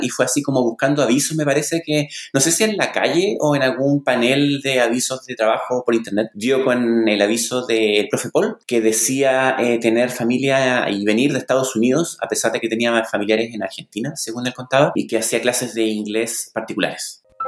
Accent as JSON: {"language": "Spanish", "town": "La Serena", "region": "Coquimbo", "country": "Chile", "tie": "born or raised there", "said": "soy chileno, nacido y criado en la pequeña ciudad de La Serena"}